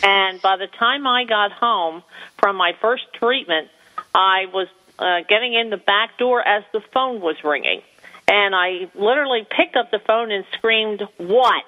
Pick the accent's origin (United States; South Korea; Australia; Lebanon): United States; New Jersey; having been born and raised in New Jersey